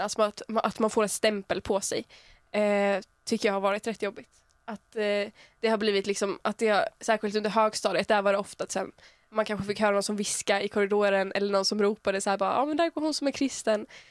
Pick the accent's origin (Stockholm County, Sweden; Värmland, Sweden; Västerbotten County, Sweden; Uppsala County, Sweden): Uppsala County, Sweden; small town near Uppsala; Jag kommer från en liten ort som heter Arlanda som ligger typ en halvtimme utanför Uppsala